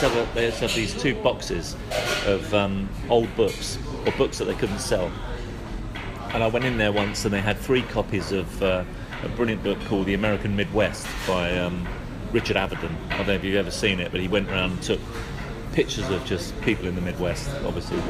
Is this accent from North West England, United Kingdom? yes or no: no; London, United Kingdom; I grew up in London. I was born in Paddington